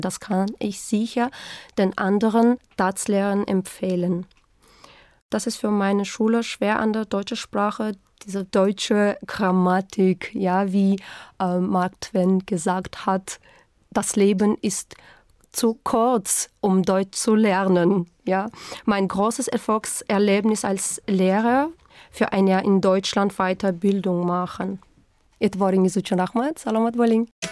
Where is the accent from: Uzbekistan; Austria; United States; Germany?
Uzbekistan; Khorezm, Xorazm Region; German is a second language; now in Tashkent, Uzbekistan; ich komme aus Usbekistan, bin geboren im Jahre 1984 am 15. Mai in Choresum